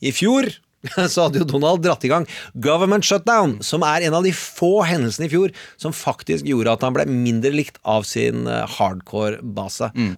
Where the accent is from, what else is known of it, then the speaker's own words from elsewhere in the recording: Østfold, Norway; accent: Østfold dialect; jeg er fra Østfold